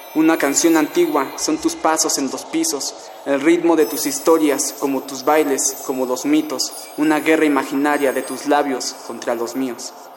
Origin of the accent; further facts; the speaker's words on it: Tlalnepantla, State of Mexico, Mexico; soy de Tlanepantla, Estado de México